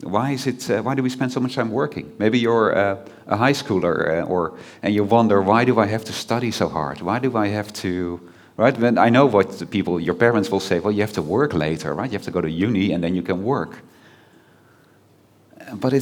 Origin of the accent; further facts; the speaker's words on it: Netherlands; I'm from the Netherlands